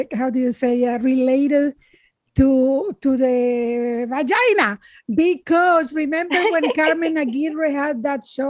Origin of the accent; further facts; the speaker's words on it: Managua, Nicaragua; moved away as an adult; I am from Nicaragua. When I was 8 years old